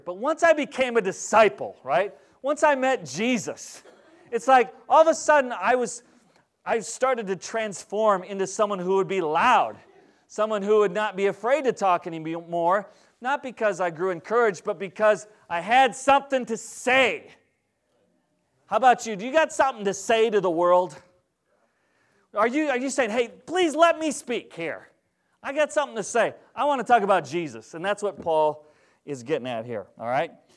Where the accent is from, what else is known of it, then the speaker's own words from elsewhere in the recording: Minnesota, United States; now in Wisconsin, United States; I grew up in Minnesota.